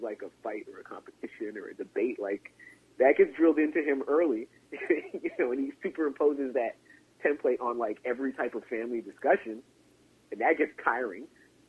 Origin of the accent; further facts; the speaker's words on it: Chicago, Illinois, United States; But I'm a different generation. I'm from Chicago. I have rights.